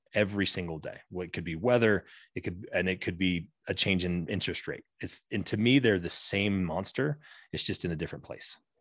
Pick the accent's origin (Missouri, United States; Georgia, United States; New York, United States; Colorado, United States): Colorado, United States; Southwest; I grew up in Southwest Colorado